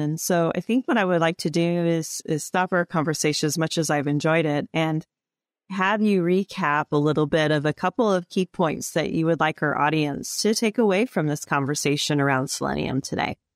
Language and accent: English; Illinois, United States; we grew up in Illinois, so we had to learn those or, or read those growing up through our, our schooling